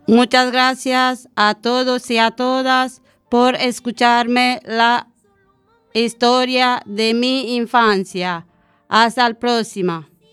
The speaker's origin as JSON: {"language": "Spanish", "country": "Romania", "tie": "born or raised there", "second_language": "Spanish", "moved": "yes", "lives_now": "Spain", "said": "mi infancia en Rumanía"}